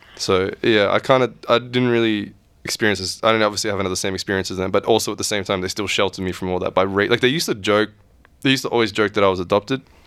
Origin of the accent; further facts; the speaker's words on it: Australia; I was born here and I was raised here, but I was also raised with all these other traditions